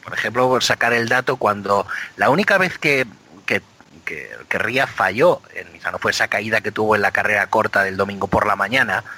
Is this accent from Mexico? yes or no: no; Biscay, Basque Country, Spain; nací en Vizcaya